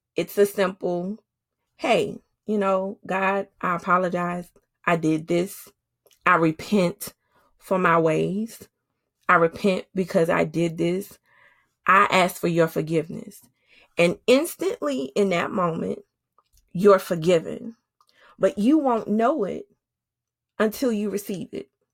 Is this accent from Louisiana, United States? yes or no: yes; New Orleans, Louisiana, United States; moved away as an adult; now in Georgia, United States; my husband is from Oakland, California, and I'm from New Orleans. We live in Georgia